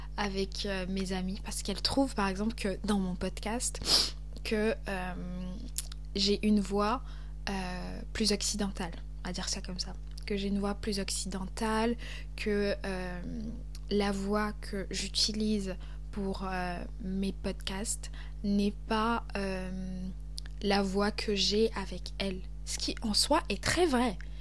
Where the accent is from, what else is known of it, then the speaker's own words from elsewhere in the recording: Cameroon; accent: Cameroonian; moved away as an adult; also born or lived in Lyon, France; now in France; j'ai grandi au Cameroun, et euh, j'étais beaucoup dans des milieux bilingues